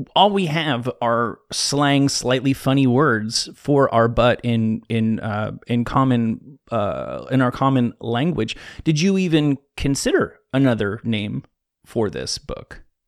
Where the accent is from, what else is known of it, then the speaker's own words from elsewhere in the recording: New Jersey, United States; I'm from New Jersey